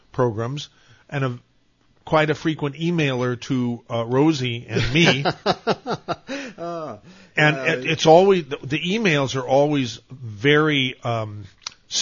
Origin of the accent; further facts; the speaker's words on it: Santa Cruz, California, United States; I grew up on Walnut Avenue.